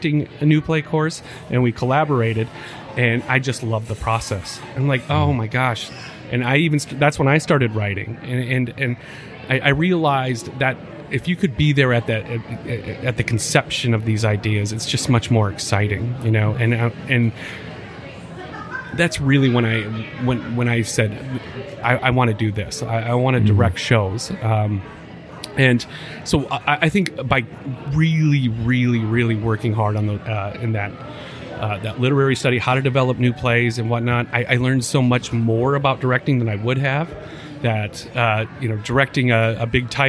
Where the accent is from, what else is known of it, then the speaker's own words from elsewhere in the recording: Aberdeen, South Dakota, United States; also born or lived in Vermillion, South Dakota; growing up in Aberdeen